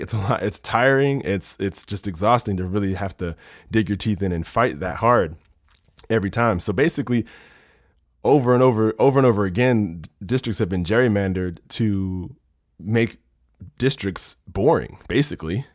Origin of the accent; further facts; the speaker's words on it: Maryland, United States; I'm from Maryland